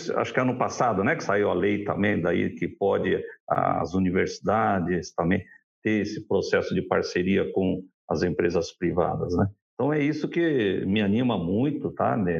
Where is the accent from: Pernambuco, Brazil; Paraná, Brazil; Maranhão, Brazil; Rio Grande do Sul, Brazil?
Paraná, Brazil; Assaí; Nós somos de açaí